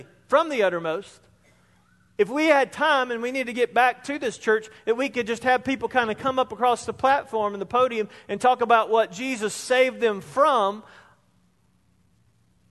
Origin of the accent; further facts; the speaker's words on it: Spartanburg, South Carolina, United States; I was in my early 20s, same place, growing up in Spartanburg.